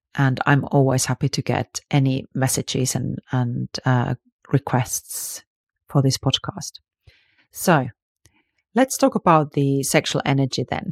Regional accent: Finland; I grew up in Finland, which is very liberals, actually

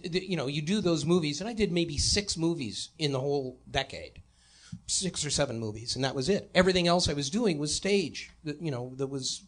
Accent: Detroit, Michigan, United States; moved away; also born or lived in New York; I'm from Detroit.

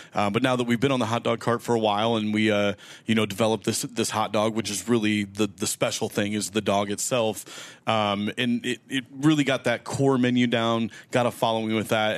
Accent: Omaha, Nebraska, United States; I grew up in North Omaha

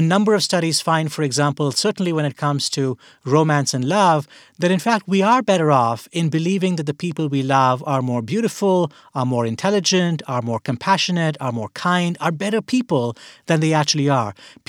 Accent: India; I grew up in India, and as we're having this conversation right now, you know, late April 2021, things look very bad in India

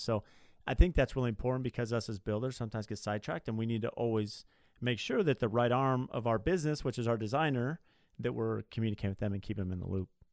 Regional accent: Southern California, United States; I grew up in Southern California

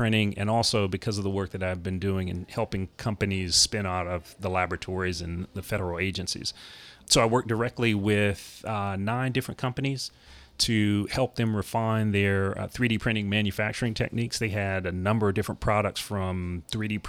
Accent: Durham, North Carolina, United States; moved away; So Durham, North Carolina is my hometown. Grew up there

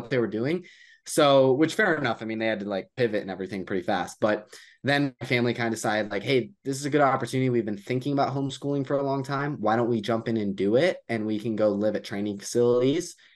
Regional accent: United States; I'm from the U S

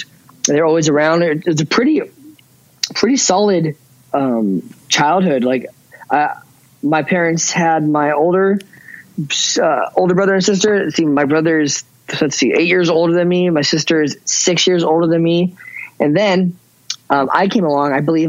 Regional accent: Ventura, California, United States; born there; No, I was not. I was born in Ventura, California, and I only went to Chico State University for college.

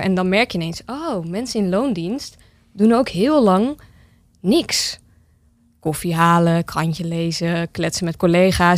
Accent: Almere, Flevoland, Netherlands; also born or lived in Amsterdam; now in Zaandam, Netherlands; Ik ben opgegroeid in Almere

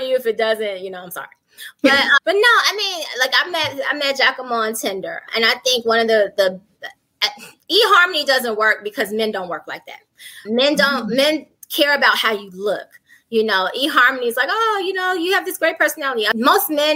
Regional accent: Chicago, Illinois, United States; first language English; moved away as an adult; also born or lived in Atlanta; now in Rome, Italy; I'm from the South Side of Chicago. My first language is English

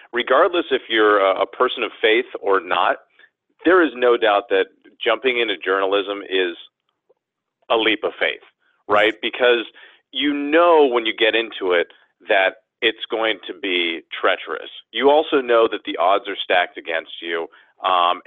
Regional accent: San Francisco Bay Area, California, United States; moved away as an adult; also born or lived in Maryland; now in New York City, United States; I'm from California, the San Francisco Bay Area, and my whole family's there

